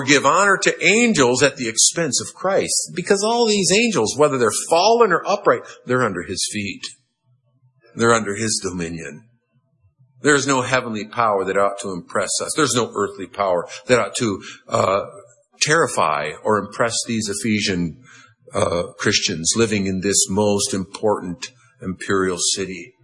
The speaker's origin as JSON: {"language": "English", "country": "United States", "said": "I'm an American"}